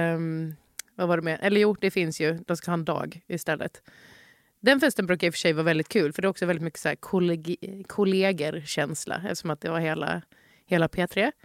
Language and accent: Swedish; Halmstad, Halland County, Sweden; moved away; also born or lived in Malmö; under min uppväxt i Halmstad